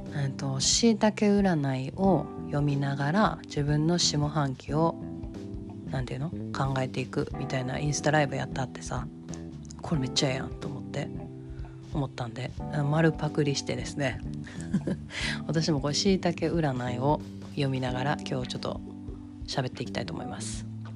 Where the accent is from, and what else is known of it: Kansai, Japan; accent: Kansai-ben